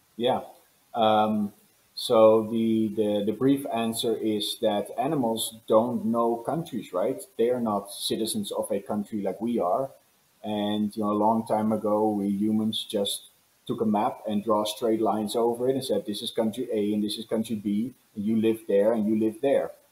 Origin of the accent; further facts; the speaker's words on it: Netherlands; now in Los Angeles, United States; I was born and raised in the Netherlands